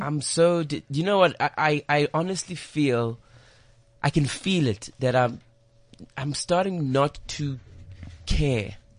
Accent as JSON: {"language": "English", "country": "South Africa", "said": "I'm from South Africa"}